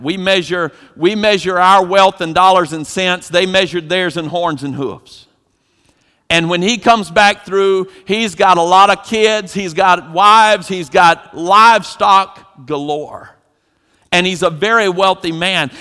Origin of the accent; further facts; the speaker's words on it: Eastern North Carolina, United States; growing up in Eastern North Carolina